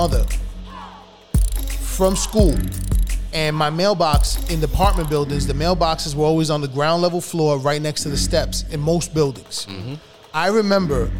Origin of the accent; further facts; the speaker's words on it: New York City, New York, United States; I grew up on Webb Avenue in Kingsbridge, Kingsbridge section